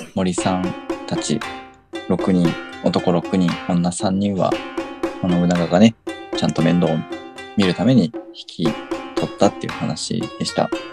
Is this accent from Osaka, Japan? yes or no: no; Fujinomiya, Shizuoka, Japan; あの地元の神社になっちゃうんですけど